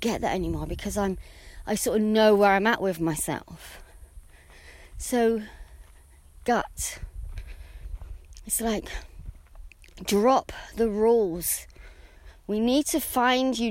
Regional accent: England, United Kingdom; I'm English

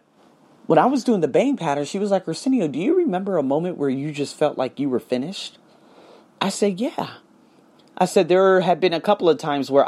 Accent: United States; I'm from America

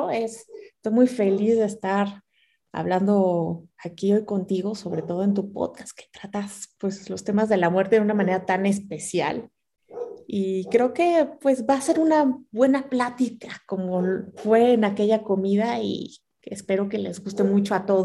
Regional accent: Mexico; first language Spanish; yo soy mexicana y de repente digo, pero bueno, es que soy una mezcla de los dos, ¿no?

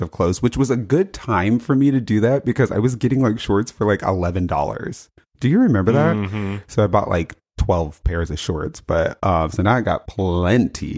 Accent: Las Vegas, Nevada, United States; I was born in Vegas

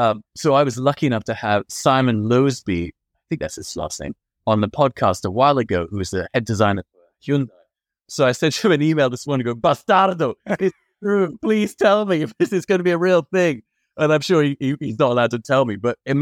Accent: London, United Kingdom; French-Moroccan. I grew up in London.

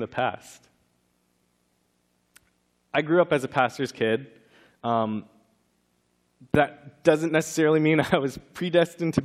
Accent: California, United States; growing up in California, that's right when we moved churches

